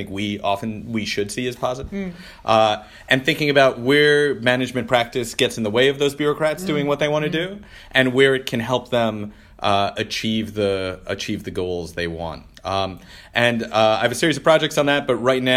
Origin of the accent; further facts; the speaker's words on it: Detroit, Michigan, United States; moved away; my hometown of Detroit